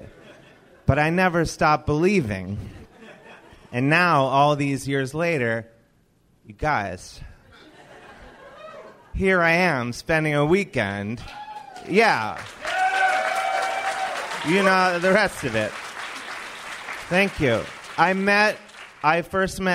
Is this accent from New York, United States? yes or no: no; Cleveland, Ohio, United States; When I was growing up in Cleveland, Ohio